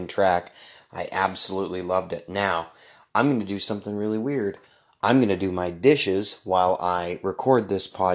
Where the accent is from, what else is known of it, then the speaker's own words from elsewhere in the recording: Canada; I'm Canadian too